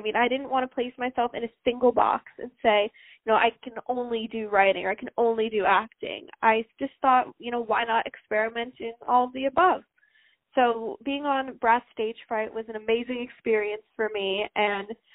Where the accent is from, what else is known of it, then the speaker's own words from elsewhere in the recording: New York City, New York, United States; I'm from New York City